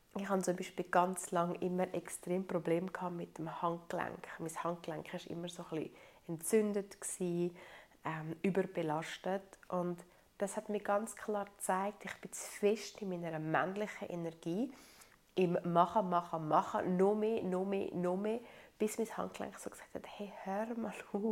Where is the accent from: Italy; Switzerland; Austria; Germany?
Italy; ich so als Italienerin bin so ein bisschen erzogen worden